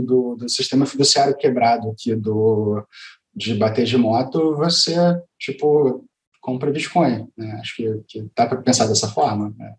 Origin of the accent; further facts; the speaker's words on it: Rio de Janeiro, Brazil; Eu sou carioca